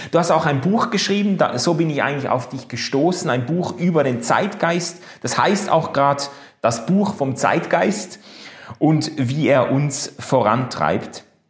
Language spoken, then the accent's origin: German; Basel, Basel-Stadt, Switzerland; So als Basler